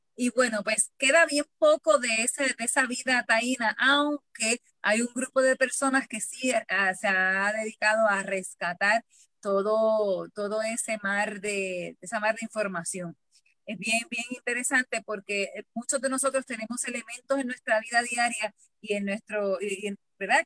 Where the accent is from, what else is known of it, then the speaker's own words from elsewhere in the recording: Puerto Rico; yo como, como puertorriqueña